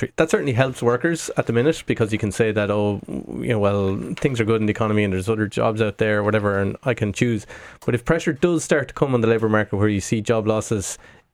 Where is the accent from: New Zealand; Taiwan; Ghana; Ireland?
Ireland; Midlands; now in Dublin, Ireland; I live in Dublin, but I'm from the Midlands.